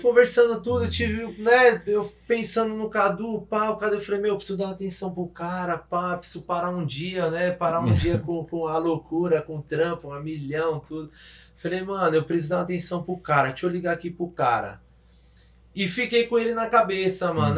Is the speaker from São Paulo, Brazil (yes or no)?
yes; São Bernardo do Campo, São Paulo, Brazil; moved away as an adult; now in Toronto, Canada; sou de São Bernardo do Campo, São Paulo, é, estamos aqui em Toronto, Canadá.